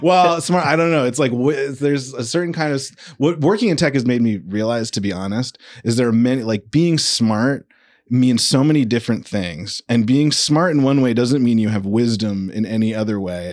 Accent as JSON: {"language": "English", "town": "San Diego", "region": "California", "country": "United States", "also_born_or_lived": "New York", "moved": "yes", "said": "I'm actually from San Diego originally."}